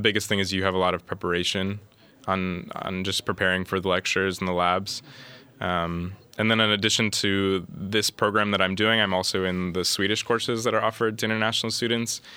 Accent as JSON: {"language": "English", "town": "Columbus", "region": "Ohio", "country": "United States", "moved": "as an adult", "lives_now": "Linköping, Sweden", "said": "I'm originally from Columbus, Ohio, in the United States"}